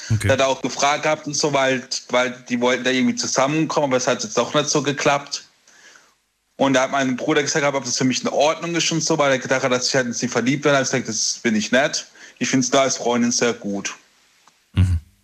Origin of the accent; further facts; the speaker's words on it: Karlsruhe, Baden-Württemberg, Germany; Aus Karlsruhe